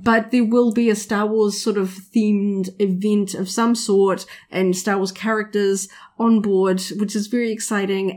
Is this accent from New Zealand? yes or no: yes; New Zealand